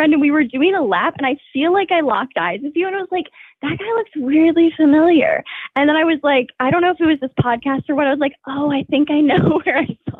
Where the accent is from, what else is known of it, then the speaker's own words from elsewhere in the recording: Asheville, North Carolina, United States; moved away; I'm from Asheville.